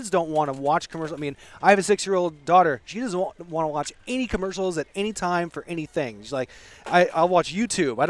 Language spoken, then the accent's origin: English; Eureka, California, United States; I grew up in Eureka